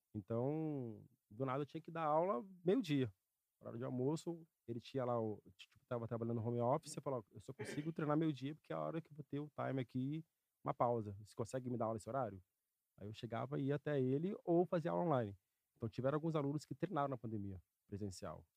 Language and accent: Portuguese; São Paulo, Brazil; Nascido e criado em São Paulo